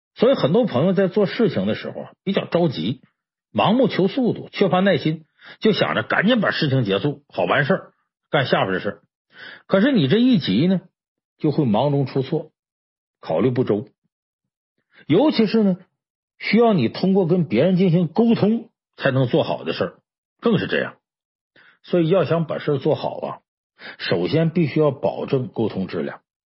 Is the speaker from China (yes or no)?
yes; China; 我们中国人呢，有一个自古流传下来一个说话习惯